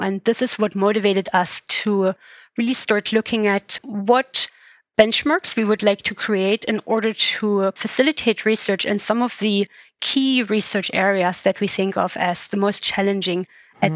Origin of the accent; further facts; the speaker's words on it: Germany; moved away as an adult; now in England, United Kingdom; I was born in East Germany. So I spent the first years of my life uh, actually behind the Iron Curtain